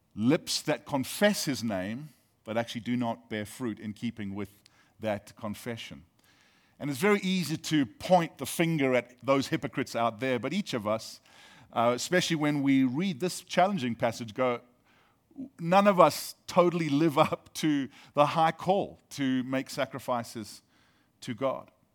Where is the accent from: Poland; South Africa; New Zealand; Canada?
South Africa; now in United States; Being South African actually means that I have dual citizenship.